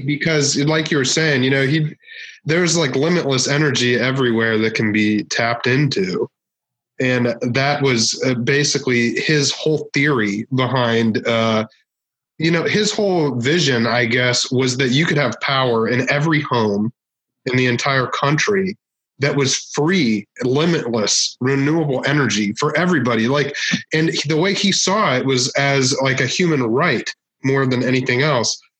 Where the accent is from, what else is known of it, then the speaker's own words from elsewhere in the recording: Northern Virginia, United States; now in Tokyo, Japan; I, am from um, Washington D.C. Okay. Actually, like Northern Virginia, right outside D.C.